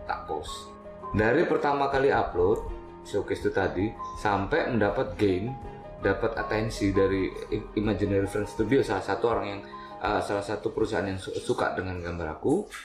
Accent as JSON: {"language": "Indonesian", "town": "Malang", "region": "East Java", "country": "Indonesia", "said": "Asalnya Malang."}